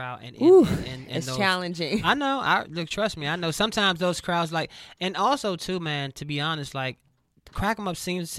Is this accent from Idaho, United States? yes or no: no; Washington, District of Columbia, United States; moved away as an adult; now in Los Angeles, United States; I was born in on Georgia Avenue.